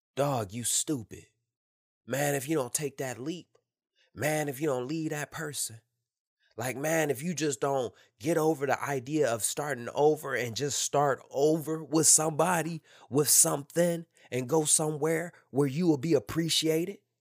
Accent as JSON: {"language": "English", "town": "Detroit", "region": "Michigan", "country": "United States", "tie": "born or raised there", "moved": "as an adult", "said": "Born and raised in Detroit, Michigan"}